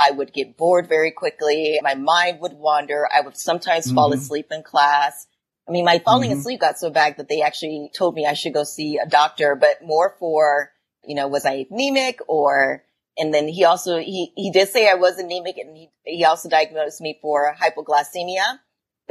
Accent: Huber Heights, Ohio, United States; I grew up in an area called Huber Heights, Ohio. So it is a suburb of Dayton, Ohio.

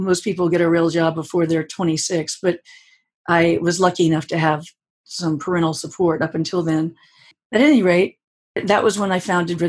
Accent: New Orleans, Louisiana, United States; moved away as an adult; also born or lived in San Francisco; I grew up in New Orleans, the 1950s and early 60s, where I studied ballet

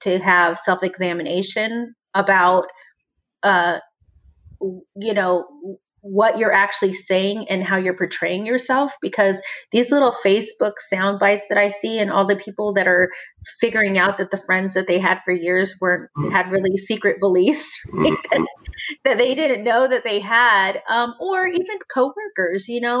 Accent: the South, United States; hey, I was taught, I grew up in the South. I was taught a certain way and maybe that was wrong.

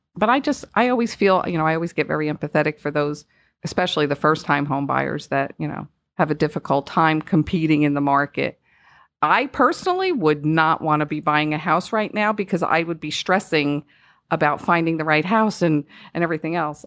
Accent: Northeast, United States; moved away; I am from the Northeast, if you couldn't tell by my accent

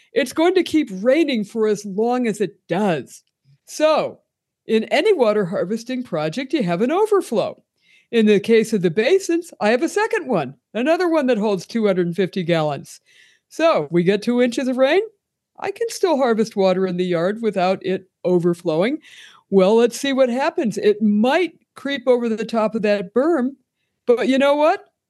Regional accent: Pennsylvania, United States; moved away as an adult; now in Tucson, United States; I'm originally from Pennsylvania

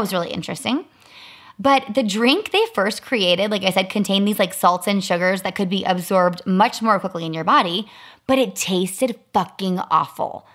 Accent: Chicago, Illinois, United States; I grew up in Chicago

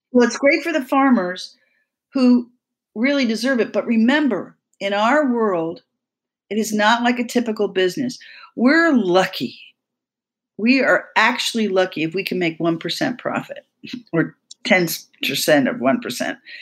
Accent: Vermont, United States; in Vermont, when I did the homework, which is my home state

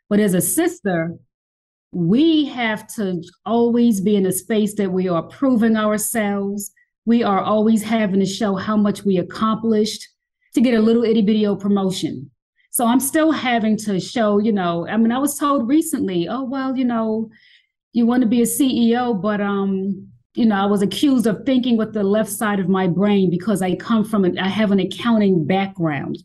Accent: New York City, New York, United States; moved away as an adult; now in Atlanta, United States; I was born and raised in New York City, born in Johnson Projects in Harlem

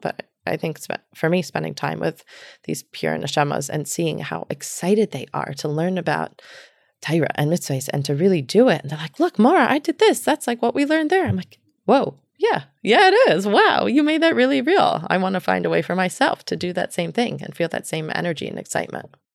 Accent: New York City, New York, United States; also born or lived in Long Island; now in New Haven, United States; I grew up in Manhattan. My family moved to Long Island

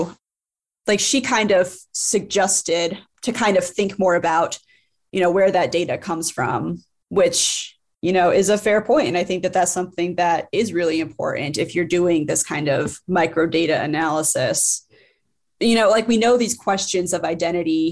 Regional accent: Cleveland, Ohio, United States; born or raised there; moved away; also born or lived in Colorado

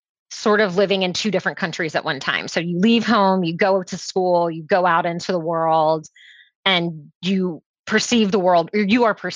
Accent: Orlando, Florida, United States; also born or lived in Jamaica / Washington, District of Columbia, United States; I am from sunny Orlando, which is where I also am right now

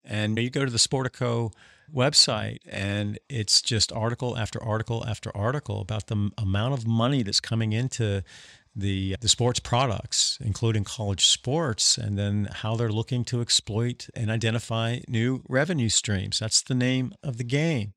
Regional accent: North Carolina, United States; the ignorant George Wallace segregationist language that I grew up with in North Carolina in the nineteen sixties and nineteen seventies

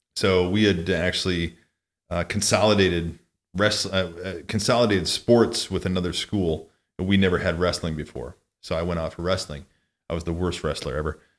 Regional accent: Mount Carroll, Illinois, United States; now in South Lake Tahoe, United States; where I grew up in Mount Carroll, Illinois

